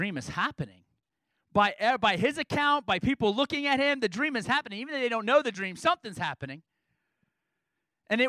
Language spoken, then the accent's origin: English; New York City, New York, United States; also born or lived in Mason City; now in Peoria, United States; I'm from New York City